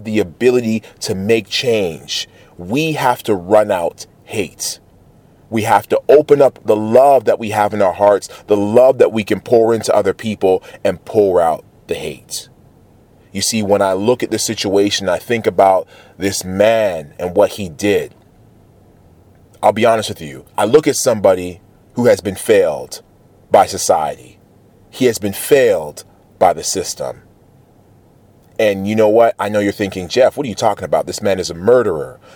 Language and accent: English; Toronto, Ontario, Canada; I'm from Toronto, the city that I was born and raised